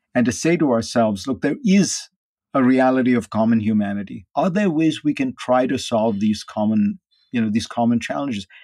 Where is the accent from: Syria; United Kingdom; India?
India; now in United States; I grew up in India